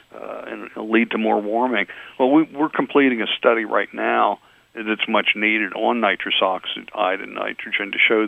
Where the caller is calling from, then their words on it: Virginia, United States; I'm calling you from Virginia today.